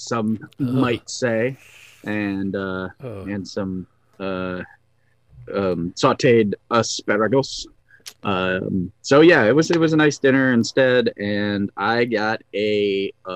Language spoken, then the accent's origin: English; Northern Michigan, United States; Growing up in Northern Michigan with mountain men